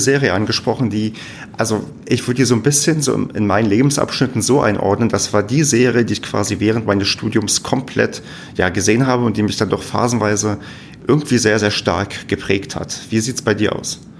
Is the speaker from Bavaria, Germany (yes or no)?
no; near Werder, Brandenburg, Germany; now in Paderborn, Germany; da wo ich herkomme, gibt es zumindest in der Nähe die, es gibt irgendein so komisches Weinfest